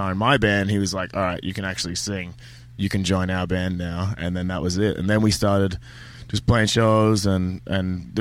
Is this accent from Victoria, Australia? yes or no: no; Kandanga, Queensland, Australia; also born or lived in Ipswich, Queensland; We originally lived in Ipswich, which is like about an hour from Brisbane. And then when I was about grade three, so about seven, we moved to rural Queensland, like Kandanga, but in the Gympie area.